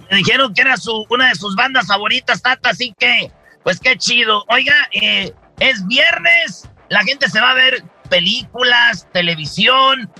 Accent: Mexico; como mexicanos tenemos esa tradición de la lucha libre

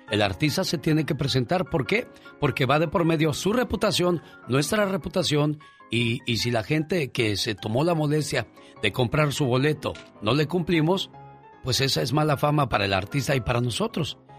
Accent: Matamoros, Tamaulipas, Mexico; En mi tierra, en Matamoros.

